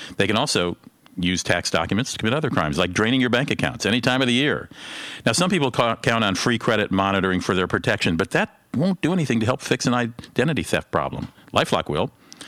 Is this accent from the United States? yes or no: no; Germany; As Americans, of course, the fact that I grew up in Germany, can't pronounce French, never helps.